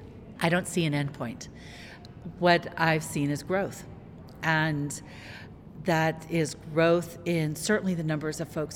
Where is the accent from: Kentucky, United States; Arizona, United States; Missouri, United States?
Arizona, United States; Tucson; I was born and raised here in Tucson